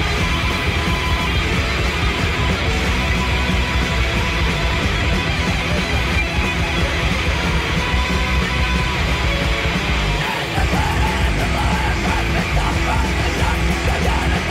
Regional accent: San Clemente, California, United States; moved away as an adult; also born or lived in Laguna Beach, California / Portland, Oregon; now in Los Angeles, United States; raised in San Clemente, California

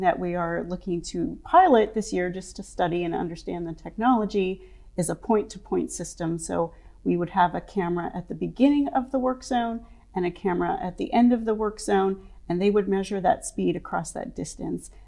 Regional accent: Saskatchewan, Canada; moved away as an adult; also born or lived in Baltimore, Maryland; now in Maryland, United States; I grew up in Saskatchewan, um, which is a more rural, um, area.

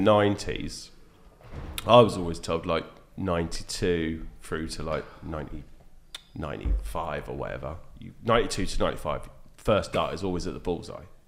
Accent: Wortham, East of England, United Kingdom; I grew up on a farm. in a village called Wortham, near Dis in Norfolk, called, oh, Wortham is Suffolk, so I can claim to be a Suffolk boy born and bred.

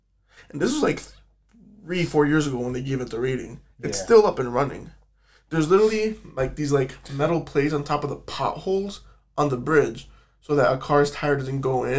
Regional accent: Chicago, Illinois, United States; born there; We was born in Chicago.

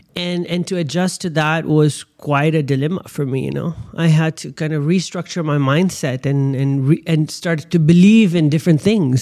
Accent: Pakistan; born and bred in Pakistan with a passport from Pakistan

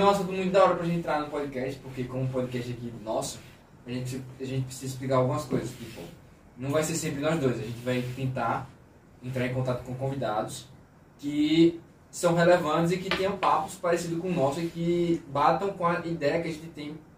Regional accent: Aracaju, Sergipe, Brazil; eu sou de Aracaju

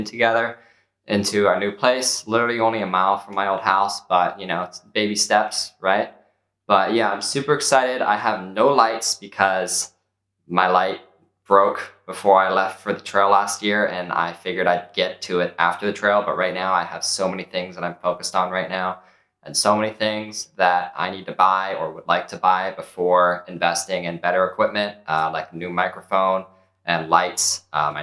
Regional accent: Maryland, United States; I'm from Maryland

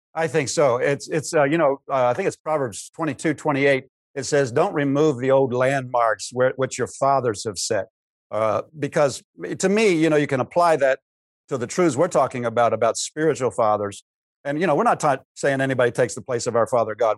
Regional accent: Pennsylvania, United States; moved away as an adult; now in Cedar Rapids, United States; I grew up in Pennsylvania

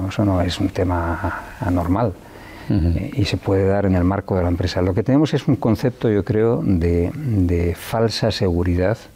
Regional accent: León, Castile and León, Spain; yo soy de León, en León se juega a ser an, antivallisoletano, pero también en Salamanca o en Burgos.

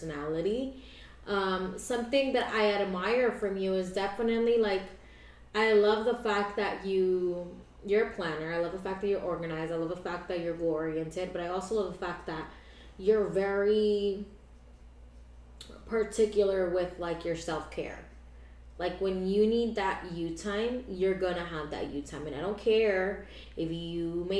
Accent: Pahokee, Florida, United States; also born or lived in Orange, California / Palm Beach County, Florida; I was born in Orange, California, but I was raised, I'm basically a Floridian, I was raised in Pahokee, Florida

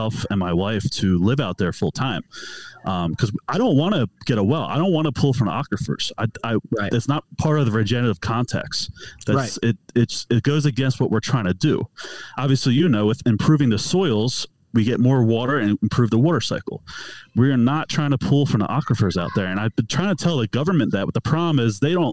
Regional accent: Philadelphia, Pennsylvania, United States; moved away as an adult; now in Utah, United States; I'm born and raised out of Philadelphia. So I'm from the East Coast

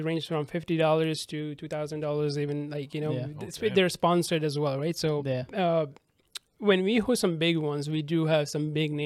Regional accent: Sri Lanka; also born or lived in Dubai / Canada; now in Newfoundland, Canada; I'm originally from Sri Lanka. I grew up there, and then I moved to Dubai with my parents as well

